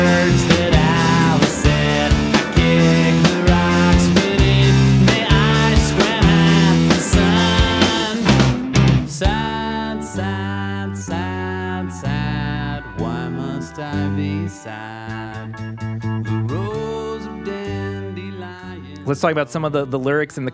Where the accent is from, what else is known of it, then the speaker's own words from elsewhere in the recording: New York City, New York, United States; Growing up in New York City